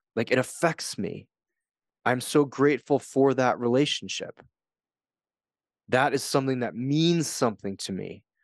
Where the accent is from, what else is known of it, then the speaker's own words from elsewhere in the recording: United States; moved away as an adult; also born or lived in Japan; I'm an American. I grew up in a system. I moved to Japan.